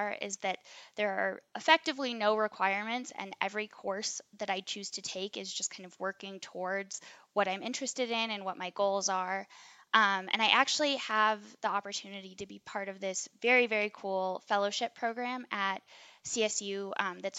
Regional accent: New Mexico, United States; moved away as an adult; also born or lived in East Coast; now in Colorado, United States; growing up in New Mexico, like, 20% humidity

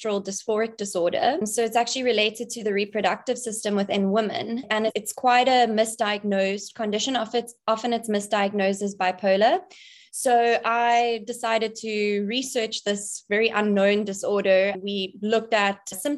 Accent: Cape Town, Western Cape, South Africa; I'm born and bred in Cape Town, South Africa. That's where I'm currently situated.

